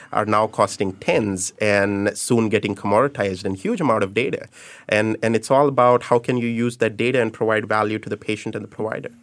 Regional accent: India; moved away as an adult; also born or lived in United States; now in Singapore; I was born and raised in India, did my electrical engineering

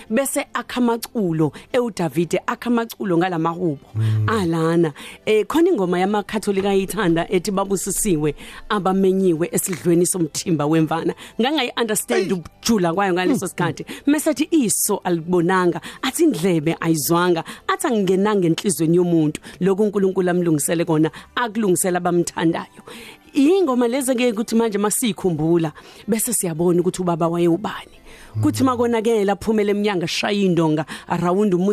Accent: KwaNdengezi, KwaZulu-Natal, South Africa; also born or lived in Thornwood, Dassenhoek; ngizalelwe eThornwood eDasenhoek hmm. kodwa ngasheshe ngahamba ngimncane ngayohlala kandengezi ngakho ke impilo yami nje as a teenager ngimncane yonke ibe kandengezi

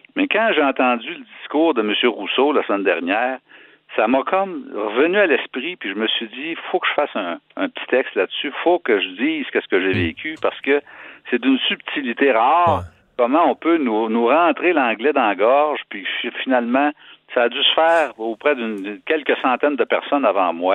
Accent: Quebec, Canada; Je suis un Québécois

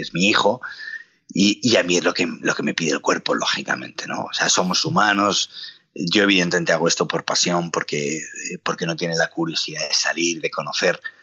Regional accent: Palencia, Castile and León, Spain; also born or lived in Madrid; Palencia, ¿no? Que es, que es donde yo nací

